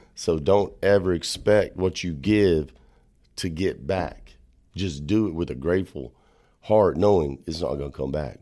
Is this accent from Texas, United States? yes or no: yes; Texas Panhandle, United States; I'm from the Texas Panhandle